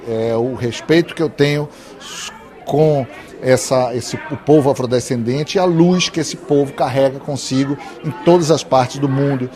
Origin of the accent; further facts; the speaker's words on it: Bahia, Brazil; Eu sou da Bahia